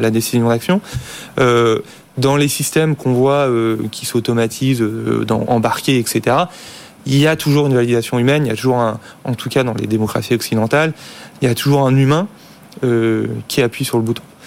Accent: France; en tant que Français

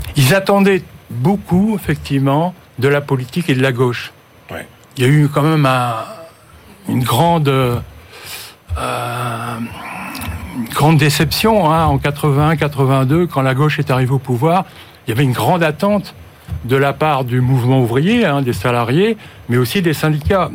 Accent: Nord-Pas-de-Calais, Hauts-de-France, France; je suis du Nord-Pas-de-Calais

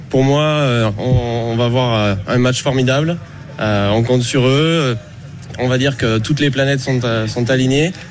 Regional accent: Bordeaux, Nouvelle-Aquitaine, France; Non, c'est la, première fois. On est de Bordeaux là

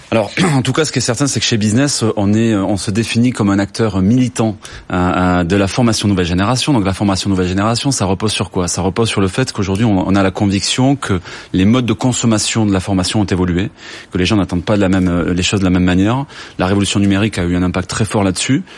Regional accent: Toulouse, Occitania, France; je suis toulousain

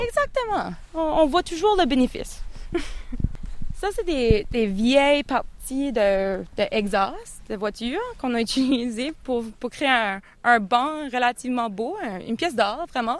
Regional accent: Canada; moved away as an adult; now in United Kingdom; je suis originaire euh, du Canada

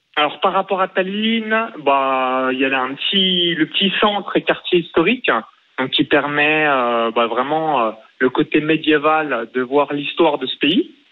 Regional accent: near Chalon-sur-Saône, Bourgogne-Franche-Comté, France; born or raised there; now in Estonia

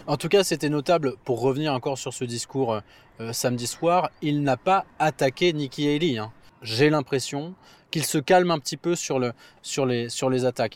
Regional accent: Nice, Provence-Alpes-Côte d'Azur, France; moved away; Nice, ma ville natale

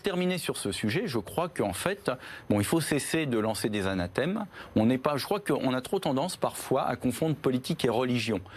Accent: Paris, Île-de-France, France; Je suis un citoyen parisien, je suis né à Paris

